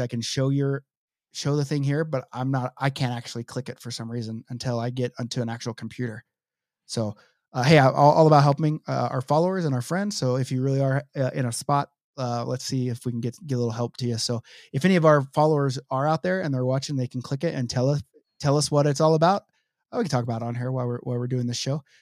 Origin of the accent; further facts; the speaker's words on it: Oklahoma City, Oklahoma, United States; moved away; my hometown, Oklahoma City